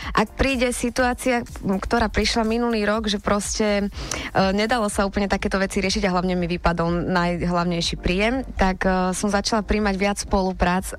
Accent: Trnava, Trnava Region, Slovakia; u nás v Trnave

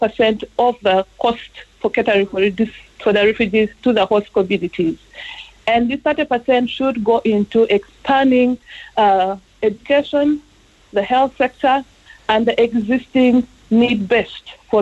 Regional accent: Uganda; now in Ireland; I'm from Uganda

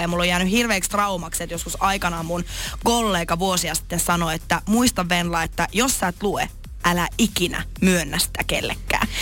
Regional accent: Lappeenranta, South Karelia, Finland; moved away; mä oon siis Lappeenrannasta kotoisin

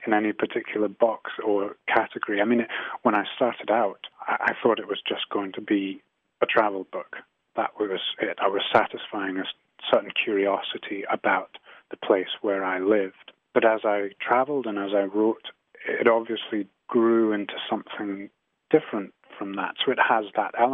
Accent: Shetland, Scotland, United Kingdom; growing up in Shetland, of course, the landscape was a hugely important part of day-to-day life

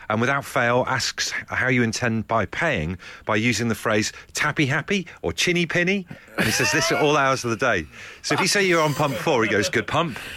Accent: South West England, United Kingdom; Hey, look, I'm from Devon. That's all we got going on down there.

